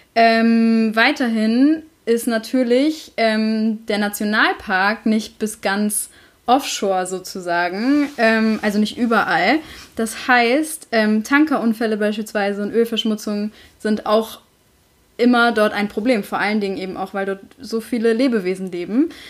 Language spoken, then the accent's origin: German; Schleswig-Holstein, Germany; ich bin ja auch in Schleswig-Holstein groß geworden